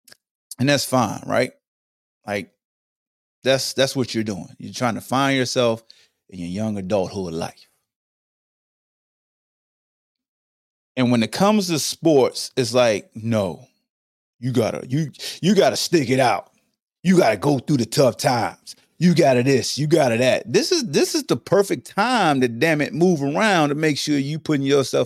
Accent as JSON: {"language": "English", "town": "Hampton", "region": "Virginia", "country": "United States", "tie": "born or raised there", "also_born_or_lived": "Newport News, Virginia", "said": "growing up in Hampton and Newport News, going to the Boys and Girls Club"}